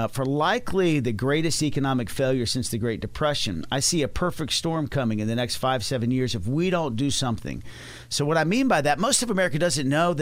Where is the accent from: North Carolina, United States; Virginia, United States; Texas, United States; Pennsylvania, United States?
Texas, United States; Dallas; I'm from Dallas, Texas